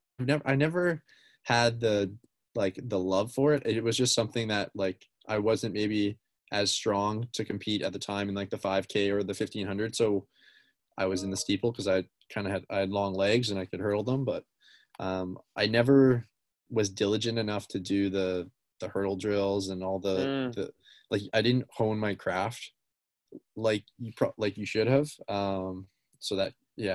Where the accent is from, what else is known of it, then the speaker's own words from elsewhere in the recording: Surrey, British Columbia, Canada; Growing up in Vancouver or in Surrey